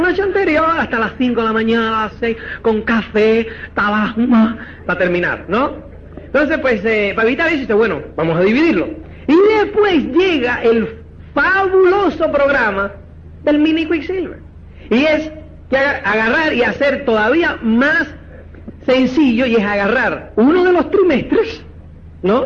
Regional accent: Cuba; now in Spain; como es cubano

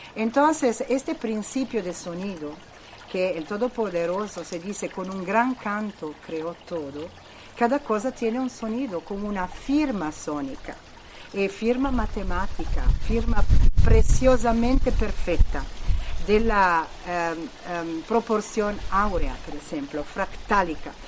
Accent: Italy; Spanish is a second language; soy italiana

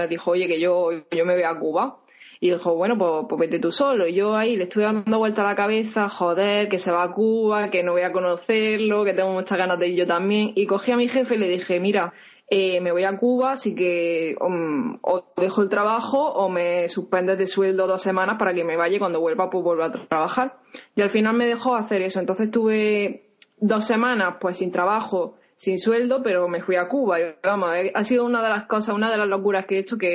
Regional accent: Spain; now in United States; Pues yo soy española, aunque llevo prácticamente un año viviendo en Estados Unidos.

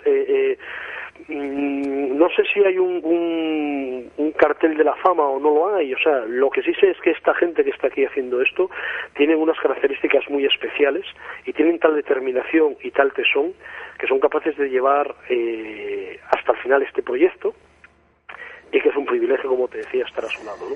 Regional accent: Asturias, Spain; yo soy asturiano, vivo en Asturias

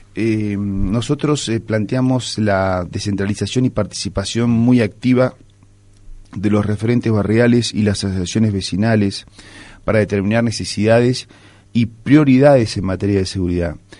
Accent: Cholila, Trevelin and Esquel, Chubut, Argentina; somos los pueblos de Cholila, Trevelin y Esquel

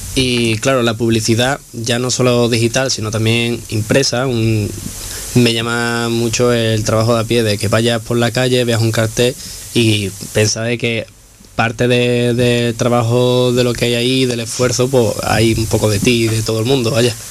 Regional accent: Chipiona, Andalusia, Spain; moved away as an adult; now in Granada, Spain; Yo vengo de un pequeño pueblo de Cádiz, de Chipiona

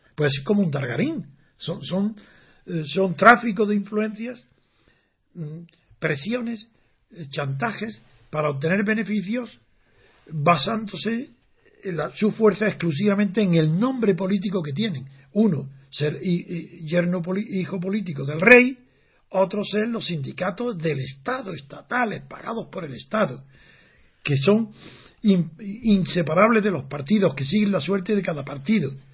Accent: Alpujarra, Andalusia, Spain; soy de la Alpujarra

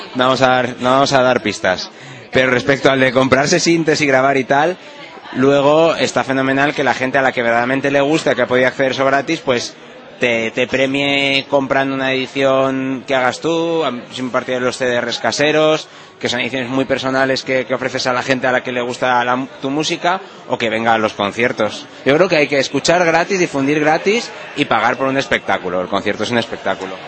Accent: Madrid, Community of Madrid, Spain; yo además soy de Madrid y de demasiado de Madrid incluso, porque tengo abuelos de Madrid

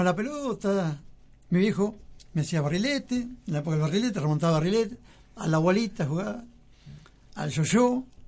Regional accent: 25 de Mayo, Buenos Aires Province, Argentina; also born or lived in Lanús, Buenos Aires; yo viví en las 5 y 20

